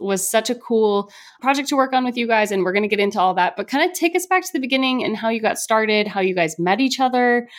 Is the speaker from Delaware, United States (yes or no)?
no; San Diego, California, United States; growing up in San Diego